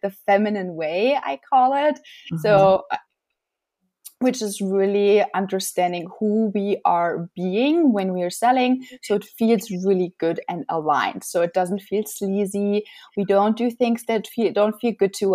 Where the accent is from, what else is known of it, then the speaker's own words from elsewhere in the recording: Germany; moved away as an adult; now in United States; I'm originally from Germany, and I came to the United States in 2010